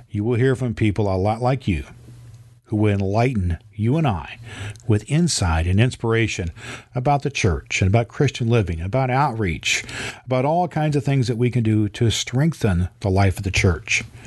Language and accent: English; Terre Haute, Indiana, United States; I was born in Terre Haute, Indiana, and I have served as an ordained elder in the Indiana Conference